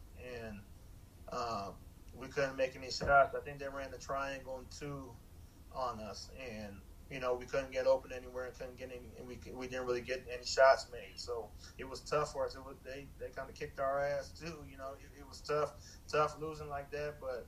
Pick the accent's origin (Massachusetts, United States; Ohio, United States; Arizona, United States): Arizona, United States; also born or lived in New Jersey; I grew up in Arizona.